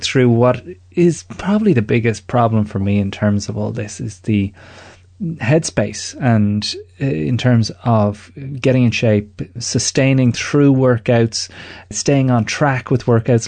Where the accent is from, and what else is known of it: Ireland